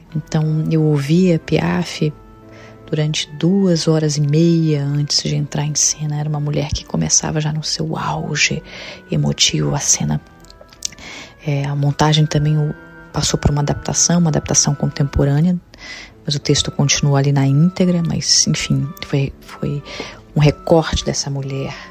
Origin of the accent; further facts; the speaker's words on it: Rio de Janeiro, Brazil; Rio de Janeiro, a cidade onde eu nasci